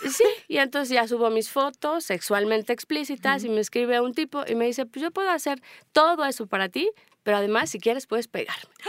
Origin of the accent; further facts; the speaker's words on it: Mexico; also born or lived in Spain; soy mexicana